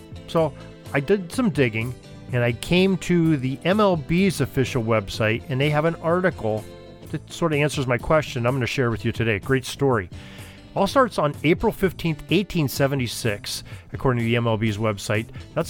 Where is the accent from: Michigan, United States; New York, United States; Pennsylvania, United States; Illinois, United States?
Pennsylvania, United States; Erie; my hometown of Erie, Pennsylvania